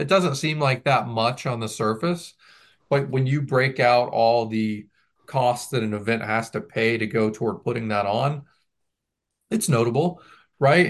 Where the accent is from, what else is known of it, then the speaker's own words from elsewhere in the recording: the South, United States; I grew up in the South